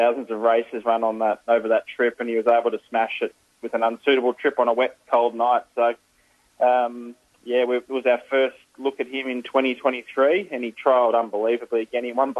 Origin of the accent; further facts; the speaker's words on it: Ballarat, Victoria, Australia; my hometown just down the road here for Ballarat